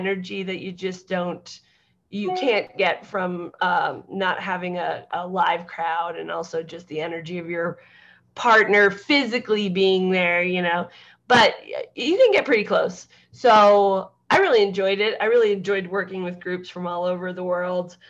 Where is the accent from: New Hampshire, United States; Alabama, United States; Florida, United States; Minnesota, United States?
New Hampshire, United States; moved away; also born or lived in New York / Los Angeles; I grew up in New Hampshire, so I grew up with snow and skiing and all that stuff.